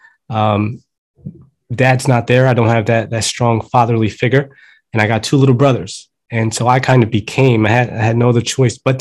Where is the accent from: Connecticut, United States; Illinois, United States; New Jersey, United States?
New Jersey, United States; Atlantic City; first language Spanish; English is a second language; also born or lived in Colombia; I'm a Jersey boy. I was born in Jersey, but I was raised in Colombia, South America